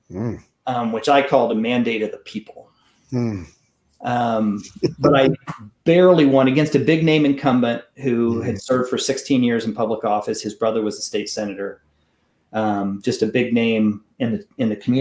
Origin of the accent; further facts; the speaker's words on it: Kansas City, Kansas, United States; I was appointed to Trinity in Kansas City, Kansas. I had a chance to come home to my hometown